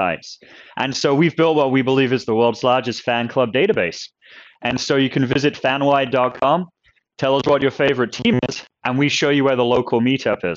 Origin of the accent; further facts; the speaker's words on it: New Jersey, United States; moved away as an adult; also born or lived in England / North Carolina; now in Seattle, United States; I grew up in New Jersey